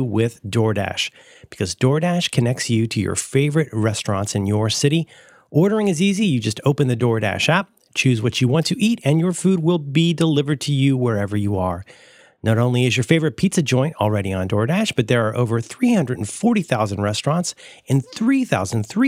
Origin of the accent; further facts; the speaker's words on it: Cincinnati, Ohio, United States; I am from Cincinnati, Ohio